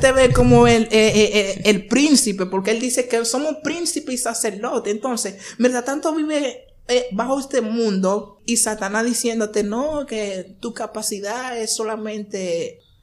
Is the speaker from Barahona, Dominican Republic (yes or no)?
yes; Barahona, Dominican Republic; Nací en Barahona nací en Barahona, de una familia muy pobre